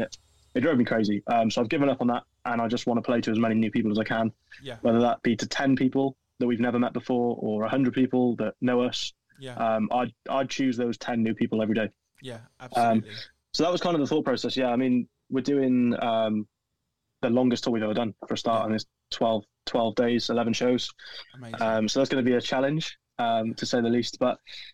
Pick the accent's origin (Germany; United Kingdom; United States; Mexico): United Kingdom; Welsh, Wales; being Welsh